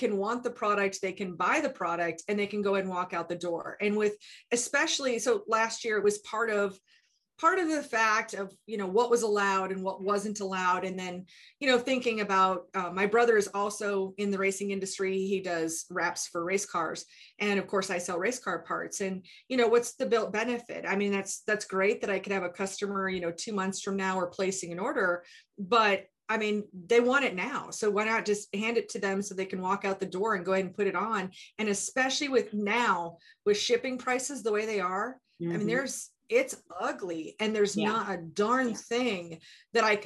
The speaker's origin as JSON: {"language": "English", "area": "Iowa and Minnesota", "region": "Midwest", "country": "United States", "tie": "born or raised there", "also_born_or_lived": "Idaho", "moved": "yes", "lives_now": "North Carolina, United States", "said": "I grew up in Iowa and Minnesota, but now I live in North Carolina"}